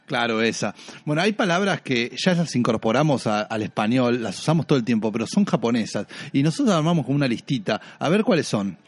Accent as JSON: {"language": "Spanish", "country": "Argentina", "said": "para nosotros, los argentinos o los que hablamos español"}